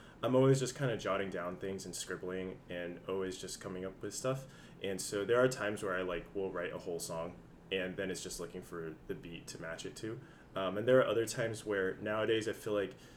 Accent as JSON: {"language": "English", "town": "San Jose", "region": "California", "country": "United States", "said": "I'm originally from San Jose, been in the Bay Area for a long time"}